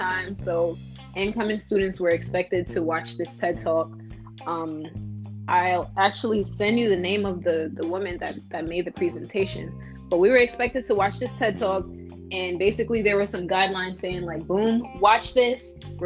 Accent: New York City, New York, United States; moved away as an adult; now in Buffalo, United States; I'm from Brooklyn, New York, in New York City

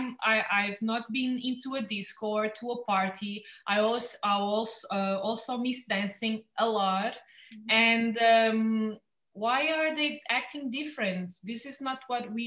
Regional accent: Lagos, Algarve, Portugal; I was born here in Lagos. I know everyone in town

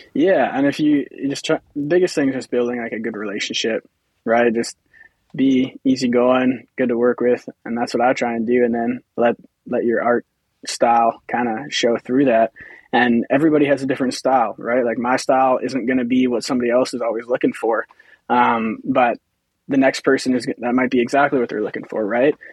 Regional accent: Humboldt, Saskatchewan, Canada; I'm from Humboldt uh, in Saskatchewan here, so local

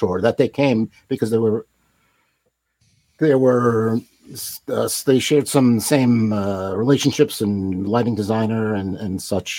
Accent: Long Island, New York, United States; moved away; I grew up in Long Island.

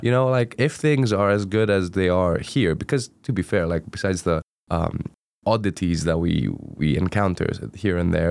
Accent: Greece; first language Greek; English is a second language; moved away as an adult; now in Durham, United Kingdom; I'm originally from Greece, Uh, so I traveled all the way from Greece to Durham

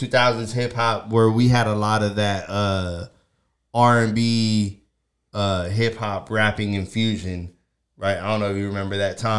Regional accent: New York, United States; I'm from New York

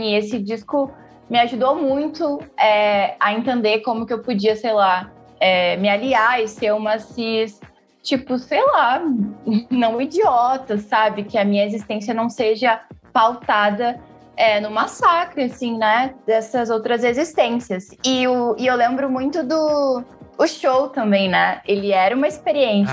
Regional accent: Porto Alegre, Rio Grande do Sul, Brazil; eu sou da zona norte de Porto Alegre, do bairro Sarandi, que é um bairro periférico

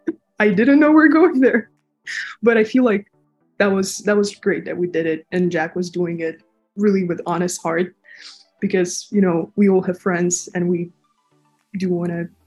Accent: Russia; moved away; because I'm also from Russia

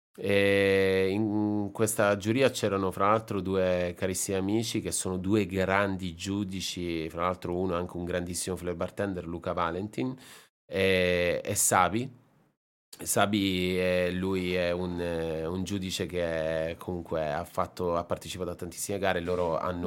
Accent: Sicily, Italy; moved away; also born or lived in Japan; la Sicilia, un po' la mia terra

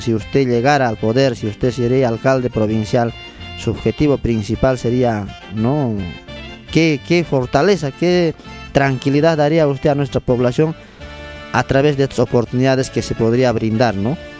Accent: Limatambo, Cusco, Peru; Nosotros también como limatambeños

